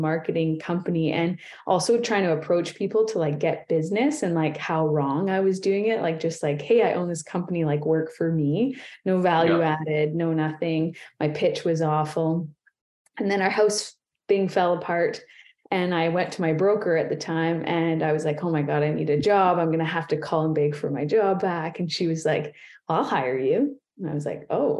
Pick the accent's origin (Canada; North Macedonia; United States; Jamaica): Canada; Ontario; moved away as an adult; now in Kamloops, Canada; I'm from Ontario